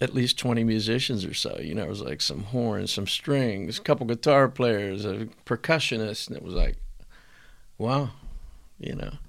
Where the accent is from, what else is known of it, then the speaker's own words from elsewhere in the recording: McKees Rocks, Pennsylvania, United States; I grew up in McKees Rocks